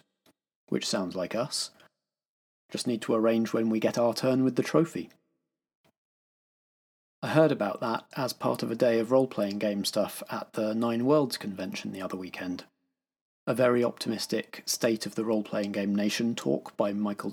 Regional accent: England, United Kingdom; we are English

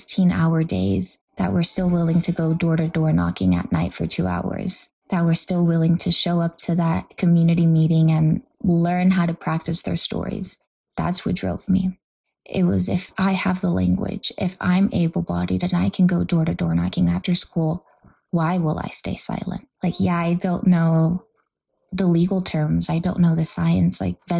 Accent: Los Angeles, California, United States; I grew up in South Central

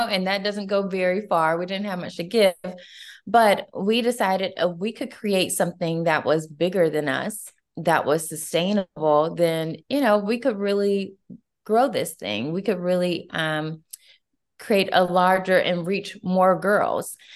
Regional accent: Atlanta, Georgia, United States; I'm originally from Atlanta, Georgia. So I'm a true Georgia girl through and through

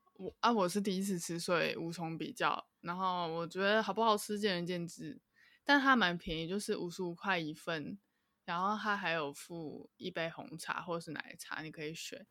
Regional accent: Taipei, Taiwan; 我是台北人

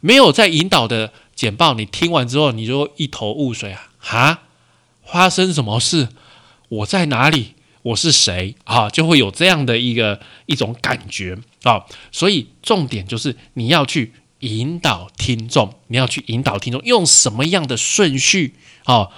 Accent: Taiwan; 我们台湾的习惯看直条图啦

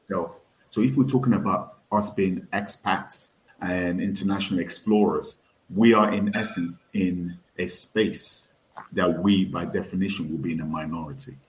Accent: Nigeria; I definitely identify with being Yoruba. I definitely identify with being Nigerian, being West African, being African

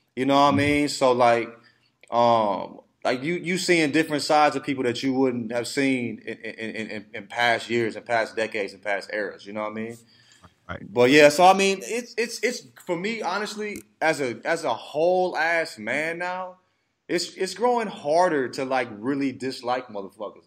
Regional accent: Alabama, United States; I grew up in Alabama

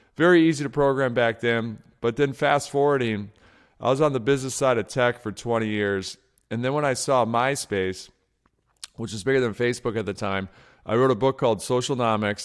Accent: outside of Detroit, Michigan, United States; when I was a kid growing up outside of Detroit, Michigan

